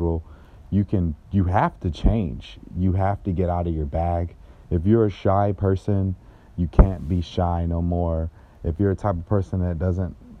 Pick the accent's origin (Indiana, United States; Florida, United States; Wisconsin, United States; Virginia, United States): Florida, United States; Jacksonville; moved away as an adult; now in South Florida, United States; I'm from originally Jacksonville, Florida. I grew up in that area.